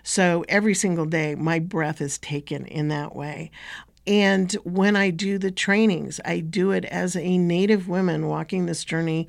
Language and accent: English; Northwest Territories, Canada; Well, first off, I would say that I come from Tchitni and Toria Tchitni Bashashi, the Dene Nation.